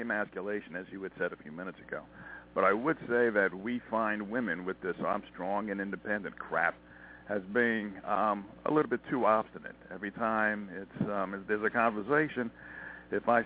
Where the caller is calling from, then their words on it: Montana, United States; I'm calling from Montana.